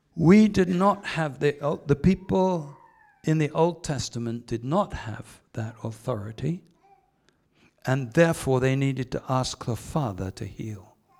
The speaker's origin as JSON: {"language": "English", "region": "England", "country": "United Kingdom", "moved": "yes", "lives_now": "New Zealand", "said": "I'm English"}